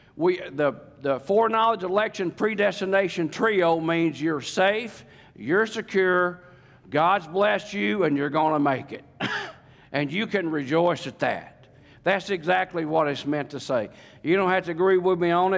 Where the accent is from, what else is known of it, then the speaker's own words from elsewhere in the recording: Lake DeGray, Ouachita River, Arkansas, United States; accent: real South; I grew up on Lake DeGray. I grew up on the Washita River.